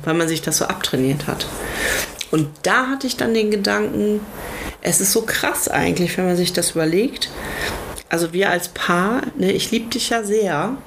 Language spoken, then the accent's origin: German; Lower Saxony, Germany; ich bin ja äh, in Niedersachsen zur Schule gegangen